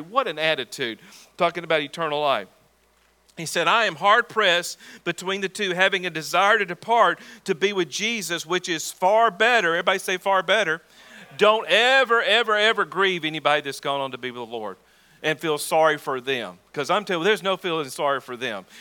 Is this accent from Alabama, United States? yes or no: yes; Talladega, Alabama, United States; moved away; the very church where I was born again on October the 16th, 1983 at 6.30 p.m., the corner of Cherry and Elm in Talladega, Alabama